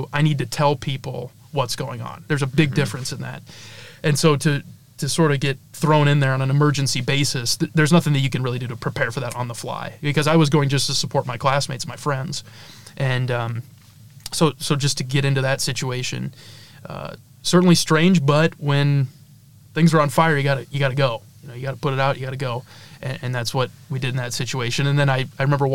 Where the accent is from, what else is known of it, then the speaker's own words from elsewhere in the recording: northeast Iowa, United States; I'm from Olwine originally in northeast Iowa